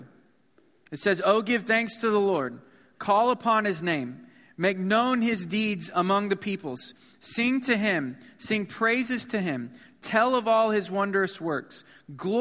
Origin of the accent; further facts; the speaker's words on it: Missouri, United States; moved away as an adult; now in Houston, United States; I was from Missouri